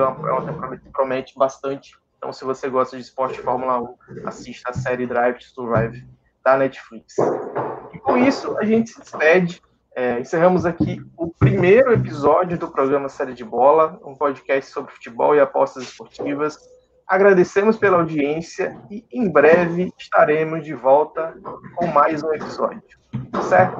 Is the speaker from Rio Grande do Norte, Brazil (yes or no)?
yes; Natal, Rio Grande do Norte, Brazil; tanto eu quanto o Paulo, nós somos nordestinos, né? Eu sou aqui do Rio Grande do Norte, de Natal